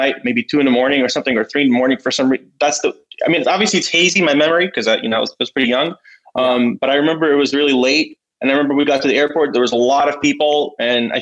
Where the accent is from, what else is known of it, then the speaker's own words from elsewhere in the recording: New York, United States; moved away as an adult; now in Ukraine; I grew up in New York